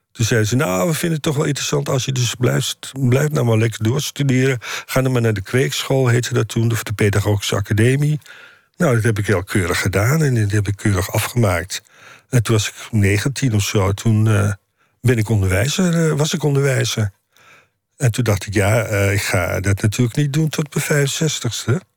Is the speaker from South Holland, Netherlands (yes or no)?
no; Amsterdam, North Holland, Netherlands; also born or lived in Indonesia; ik ben opgegroeid in, hoe heet het dat, Slotermeer, Nieuw-West